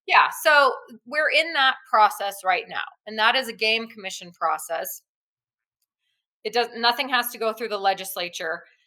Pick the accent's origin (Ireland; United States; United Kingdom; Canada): United States; New Mexico; I'm born and raised in New Mexico and I'm sure I'll be here my whole life